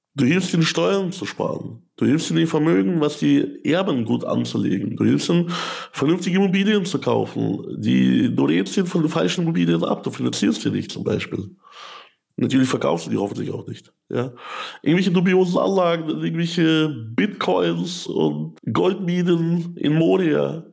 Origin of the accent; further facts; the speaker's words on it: Ukraine; also born or lived in Germany; now in Landshut, Germany; ich komme aus der Ukraine.